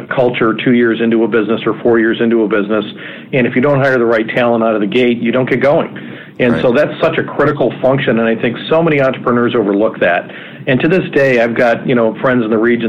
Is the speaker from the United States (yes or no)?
yes; Wisconsin, United States; also born or lived in Minneapolis, Minnesota; now in Cleveland, United States; Originally, I grew up in Wisconsin, and then I lived in Minneapolis for 14 or 15 years